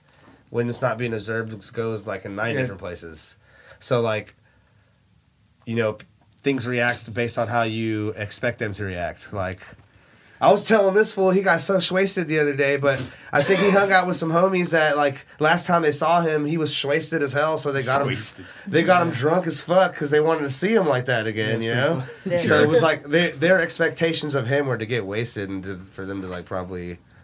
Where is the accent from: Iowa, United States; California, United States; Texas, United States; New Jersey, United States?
Texas, United States; Dallas; I told him I was from Dallas. And he literally started naming my neighborhood that I grew up in.